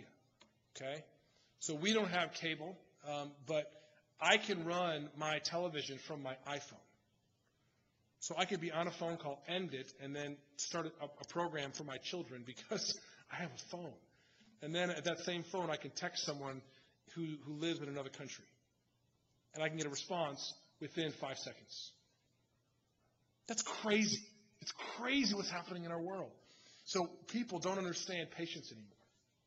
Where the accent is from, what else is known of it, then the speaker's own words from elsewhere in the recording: United States; I love being American. I love being an American citizen.